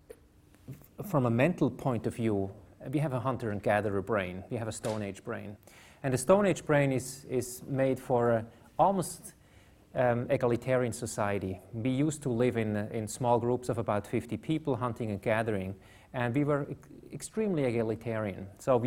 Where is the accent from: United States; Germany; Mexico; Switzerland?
Switzerland; I come from Switzerland